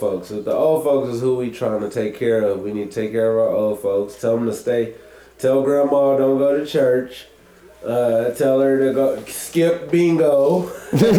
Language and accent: English; United States; as American people